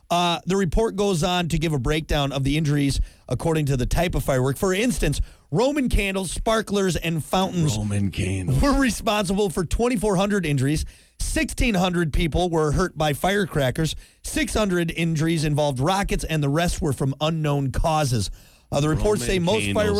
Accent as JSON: {"language": "English", "country": "United States", "said": "I can say whatever I want because I'm an American, all right?"}